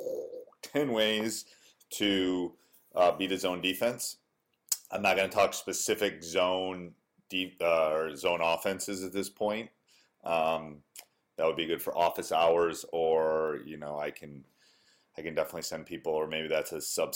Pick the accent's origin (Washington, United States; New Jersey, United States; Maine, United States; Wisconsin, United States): Wisconsin, United States; I grew up in Wisconsin. I went away for school, but then came back.